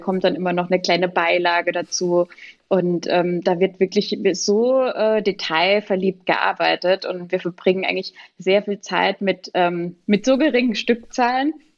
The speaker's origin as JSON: {"language": "German", "town": "Pirmasens", "region": "Rhineland-Palatinate", "country": "Germany", "said": "ich komme aus Pirmasens"}